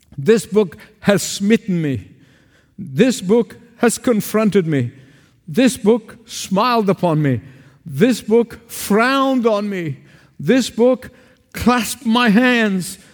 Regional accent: Egypt; moved away; Back in the sixties in my hometown, where I was, where I grew up in Egypt

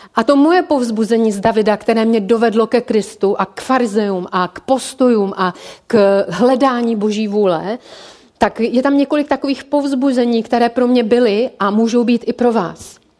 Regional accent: Czechia; jsme jako Češi

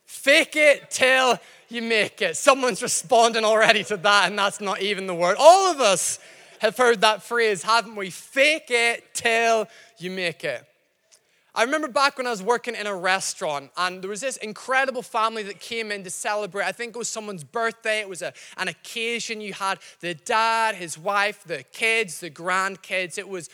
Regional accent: Northern Ireland, United Kingdom; accent: mixed, slightly Scottish; I'm not from Glasgow. I know I sound slightly Scottish. My accent's mixed up. I've been here a while. I'm from Northern Ireland.

